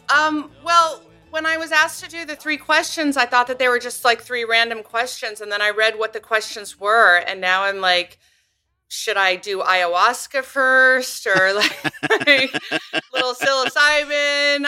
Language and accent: English; Northern California, United States; moved away as an adult; also born or lived in Los Angeles / Paris; now in upstate New York, United States; I grew up in, in California. Um, I'm from California, Northern California originally